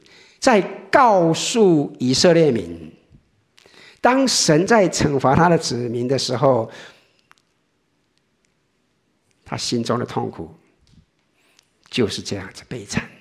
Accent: Taiwan; 我们我想，我们从台湾来的很多人都知道，我们在台湾拜拜是什么？

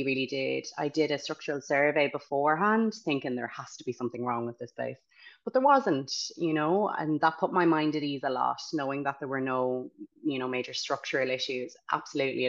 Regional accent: County Galway, Connacht, Ireland; moved away as an adult; also born or lived in Dublin; now in Galway, Ireland; I'm originally from Galway County, so my mother would say we're country.

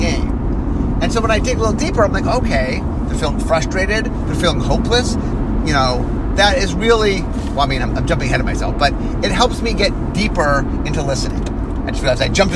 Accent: Cleveland, Ohio, United States; I grew up in Cleveland, Ohio

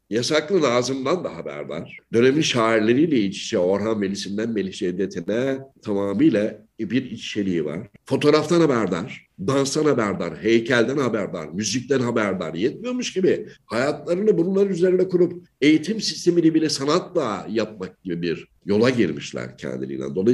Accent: Yenimahalle, Ankara, Turkey; Yani ben Ankara Yeni Mahalle'de büyüdüm. Ankara Yeni Mahalle ve Ankara halk evi e, bünyesinde çalışmalar yaptım.

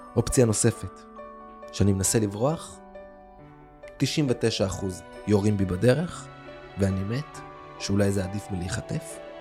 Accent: Israel; also born or lived in Kfar Aza, Israel; גדלתי, האמת שדווקא גדלתי פה באזור, אה. אה, עם הרבה גלגולים

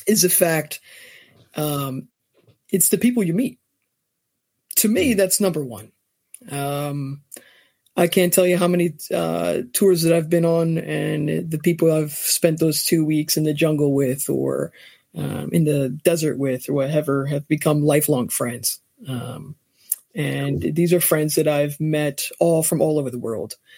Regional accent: New Jersey, United States; born and raised in New Jersey

